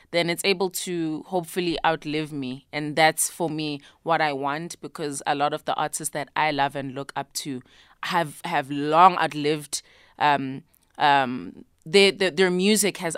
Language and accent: English; South Africa; first language isiZulu; English is a second language; I wrote in my mother tongue, isiZulu, as a way of wanting to just access um, a bit more than what I felt I was able to before